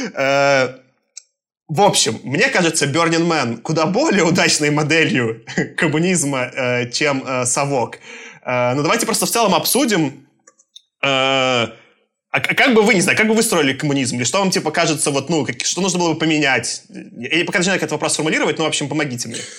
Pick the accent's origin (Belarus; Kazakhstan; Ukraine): Belarus; moved away; also born or lived in Moscow, Russia; Я, получается, я родился в Советском Союзе в 88 году. Я даже застал. А рос я вот в этой ужасной лукашенковской Беларуси